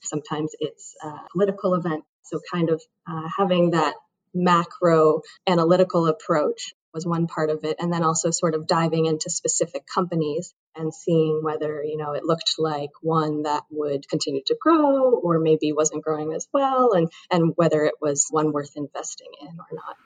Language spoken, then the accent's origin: English; Brookline, Massachusetts, United States; I grew up in Brookline, Massachusetts, which is actually not too far uh, from BU